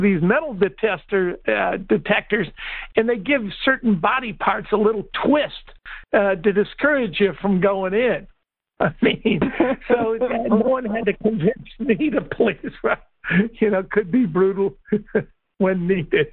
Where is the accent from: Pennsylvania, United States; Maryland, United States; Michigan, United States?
Michigan, United States; Detroit; moved away; I'm originally from Detroit